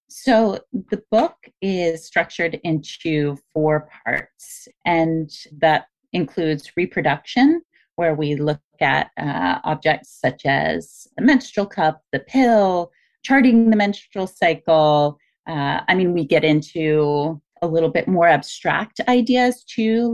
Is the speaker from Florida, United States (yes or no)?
yes; Miami, Florida, United States; I grew up in Miami